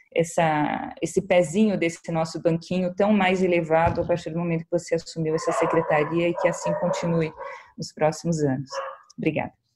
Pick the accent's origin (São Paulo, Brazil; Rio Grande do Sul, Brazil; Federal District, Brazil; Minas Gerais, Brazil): São Paulo, Brazil; eu agradeço como paulistana